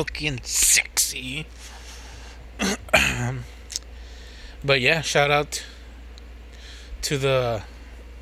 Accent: the South, United States; I'm from the South

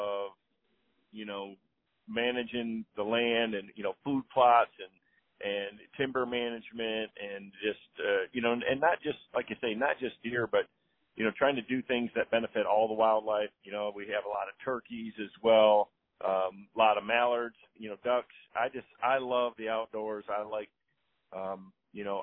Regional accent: Southwest Michigan, United States; I grew up in Southwest Michigan

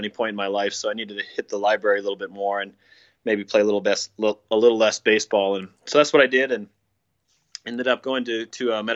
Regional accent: Minnesota, United States; moved away as an adult; also born or lived in South Carolina; I'm from Minnesota originally

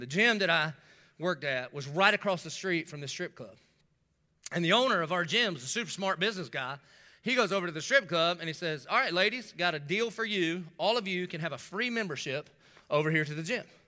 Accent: Dillon, South Carolina, United States; moved away; also born or lived in North Myrtle Beach, South Carolina; I'm from Dillon

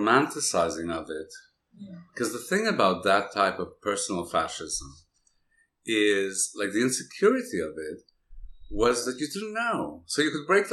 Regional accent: Canada; I grew up in Canada

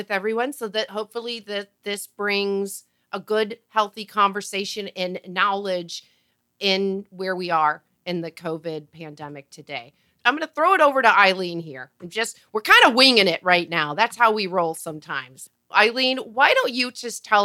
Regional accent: United States; Patrice and I are both from the United States

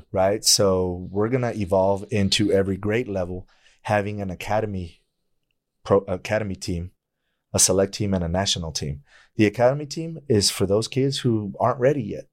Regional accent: El Paso, Texas, United States; I grew up in El Paso

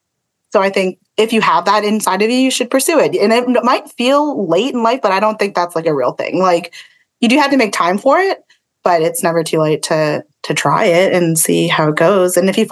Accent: Philippines; it wasn't me, but I am Filipino.

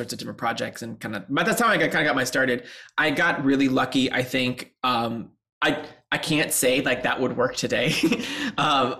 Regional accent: Seattle, Washington, United States; moved away as an adult; now in Chicago, United States; I'm from Seattle

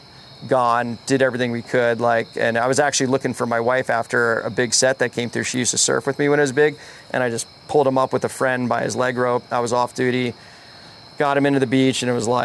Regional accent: New Jersey, United States; moved away as an adult; also born or lived in Hawaii; this is my hometown

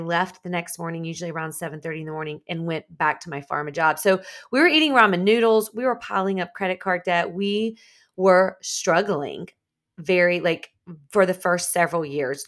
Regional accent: Columbia, South Carolina, United States; also born or lived in Charlotte, North Carolina; I'm actually from South Carolina, but about an hour and a half south, right outside of Columbia, South Carolina.

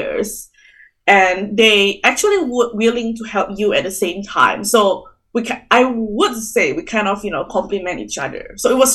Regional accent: Indonesia; moved away as an adult; now in Australia; I'm originally from Indonesia

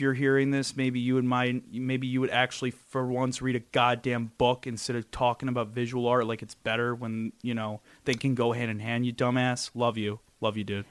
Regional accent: New York City, New York, United States; I'm from Brooklyn

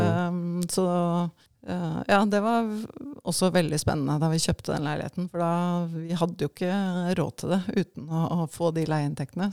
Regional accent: Hølen, Viken, Norway; moved away as an adult; also born or lived in Asia; Jeg er oppvokst i Hølen, som er et lite tettsted mm. utenfor mm. Oslo.

